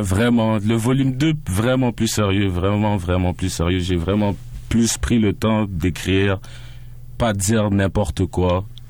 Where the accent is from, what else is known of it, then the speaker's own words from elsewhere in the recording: Montreal, Quebec, Canada; Je viens de Saint-Michel, mais par après, j'ai grandi dans l'Antic